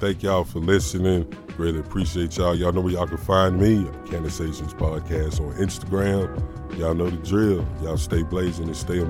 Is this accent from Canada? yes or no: no; the South, United States; I'm from the South. Right. I'm from the top of the South.